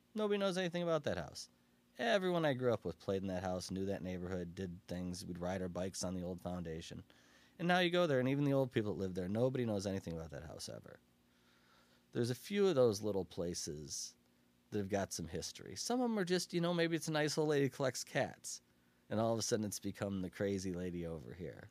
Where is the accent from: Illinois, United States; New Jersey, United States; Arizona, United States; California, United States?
Illinois, United States; Aurora; I grew up in Pigeonhole